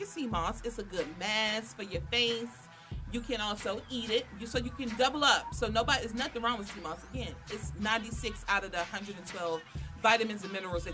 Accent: Washington, District of Columbia, United States; They know I'm from Southeast

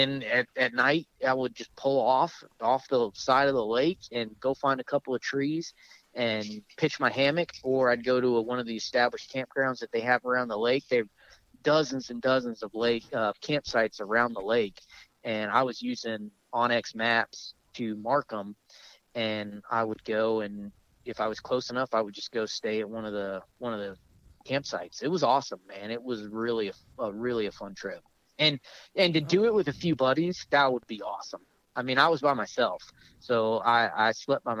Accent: Florida, United States; moved away; also born or lived in upstate New York / the Deep South; I grew up in Florida. I spent most of my life in the deep south.

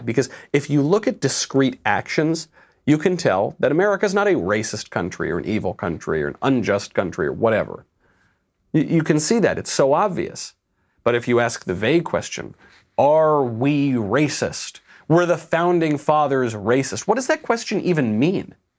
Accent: New York, United States; moved away; I'm a New Yorker

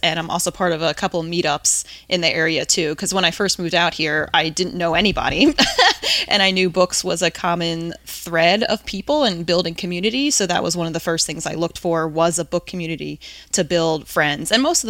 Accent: New Jersey, United States; now in Cincinnati, United States; So I'm originally from the East Coast, grew up in Jersey and went to school in Virginia

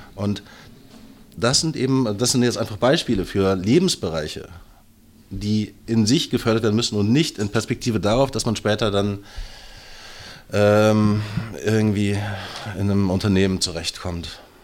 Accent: Brandenburg, Germany; ich bin ja, äh, wie schon öfter in diesem Podcast erwähnt, Brandenburger. Ich fahre nach Berlin rein, gucke mir an, was ihr so macht, fahre wieder nach Hause

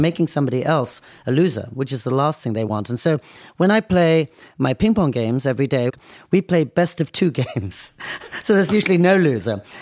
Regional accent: Oxford, South East England, United Kingdom; also born or lived in United States / New York City; now in Nara, Japan; being born and growing up in England

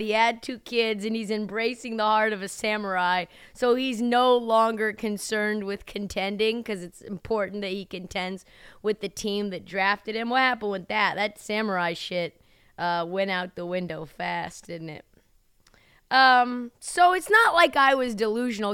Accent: Portland, Oregon, United States; also born or lived in Humboldt County, California; I'm not only from Portland, shout out to my roots, Benson High School, Harriet Tubman Middle School, Applegate Elementary, those are my stripes.

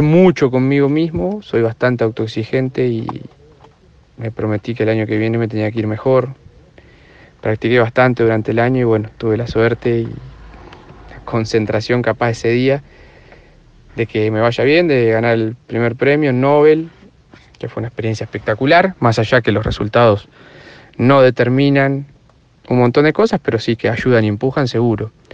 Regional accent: Tres Arroyos, Buenos Aires Province, Argentina; moved away as an adult; now in La Plata, Argentina; Soy de Tres Arroyos, al sudeste de la provincia de Buenos Aires, contra el mar argentino

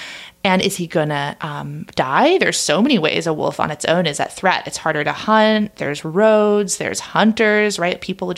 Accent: Oregon, United States; suddenly this wolf started grabbing headlines, and it was in my home state of Oregon.

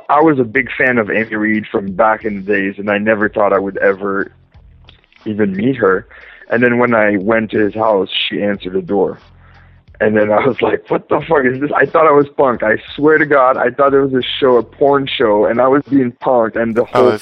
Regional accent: Edmundston, New Brunswick, Canada; moved away; I was born and raised in a small town in New Brunswick, Canada. It's called Edmundston

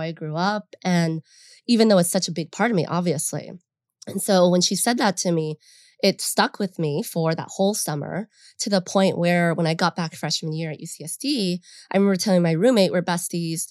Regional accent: San Fernando Valley, California, United States; we grew up in the San Fernando Valley

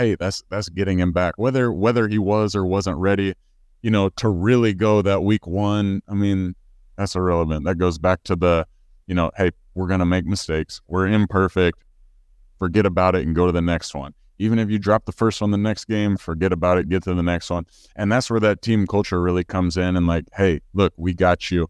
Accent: Missouri, United States; I'm from the Show Me State.

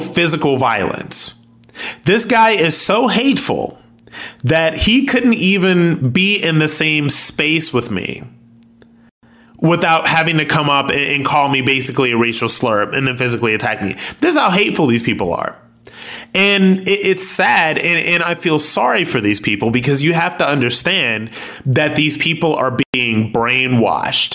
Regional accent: Akron, Ohio, United States; I'm ex-military and I'm from Akron, Ohio

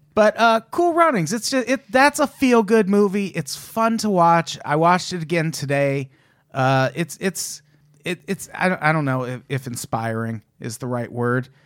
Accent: Illinois, United States; I'm from Illinois

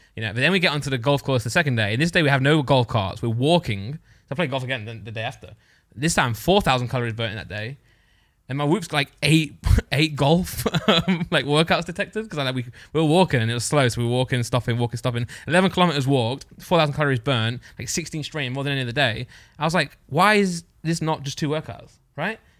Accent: Nottinghamshire, East Midlands, United Kingdom; now in Derbyshire, United Kingdom; I was born in Nottingham Shire. I live about twenty minutes away

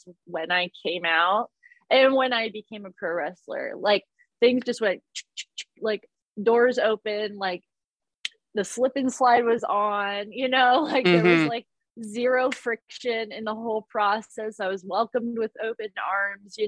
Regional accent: Columbus, Ohio, United States; also born or lived in Indiana; I come from Columbus, Ohio, and by way of Indiana

